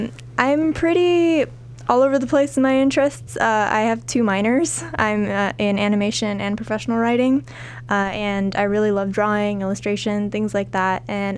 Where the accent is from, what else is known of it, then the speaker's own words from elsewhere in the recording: Southern California, United States; also born or lived in Glendale / Sun Valley / Shadow Hills / La Crescenta; I come from Southern California. I've lived here all my life, but I moved around a lot when I was younger, especially in elementary school. So I've been around a lot of places. And I've lived in Burbank for about the past 10 years.